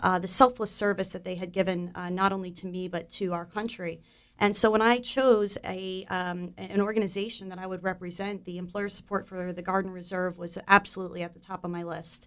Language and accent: English; Monmouth County, New Jersey, United States; I am a, uh, New Jersey native. Um, I was born and raised in Monmouth County